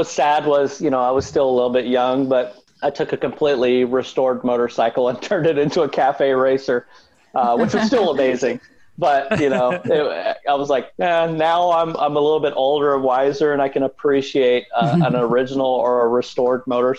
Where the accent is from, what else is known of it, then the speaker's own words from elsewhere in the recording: Tennessee, United States; I grew up right on the Tennessee-Alabama state line. I was about 2 miles into Tennessee, just north of Florence, Alabama, which pretty close to Columbia, between Columbia and Savannah, Tennessee, way down in the south there.